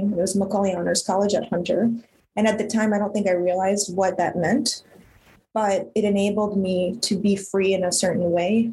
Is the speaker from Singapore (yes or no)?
no; Ukraine; I was born in Ukraine at, at the collapse of the Soviet Union